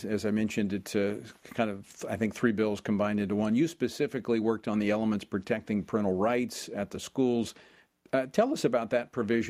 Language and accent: English; Louisiana, United States; I spent two terms in a legislative body in my home state of Louisiana.